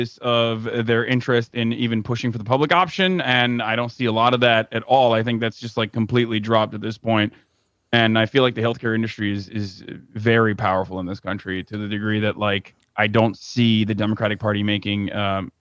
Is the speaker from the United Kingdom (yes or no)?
no; Turkey; now in United States; I come from Turkey.